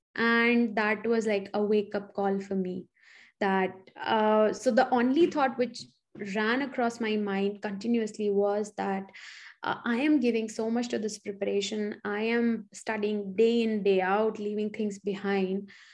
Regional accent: Chitrakoot / Allahabad, Uttar Pradesh, India; moved away as an adult; now in United States; I grew up partially in Chitrakoot and partially in Allahabad

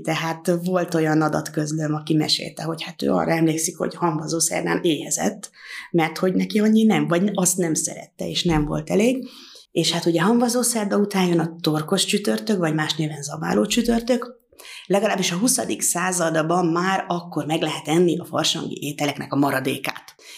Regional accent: Tászár, Somogy, Hungary; egy nagyon hagyományos közösségből származom, hogy én a Somogy megyei táskáról jövök

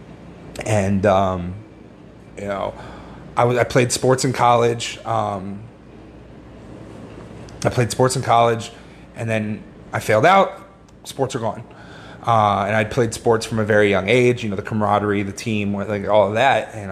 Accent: Northern Virginia, United States; moved away as an adult; now in South Florida, United States; originally I'm from Northern Virginia, just outside D.C

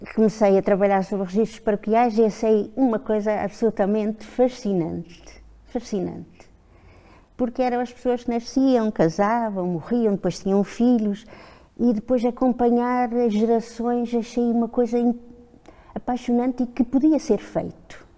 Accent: Pico, Azores, Portugal; moved away; also born or lived in Lisbon / Bragança / Guimarães; nasci no Pico e vim para Lisboa estudar, depois casei, fui para Bragança

